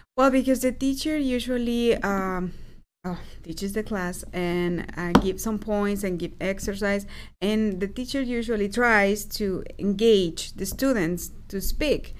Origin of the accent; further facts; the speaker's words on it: Aguascalientes, Mexico; moved away; I am from Aguascalientes